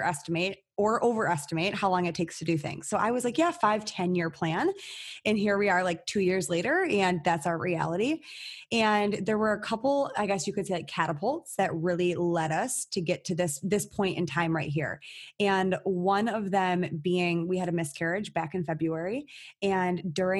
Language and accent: English; Michigan, United States; I'm born and raised in Michigan. I've never left the state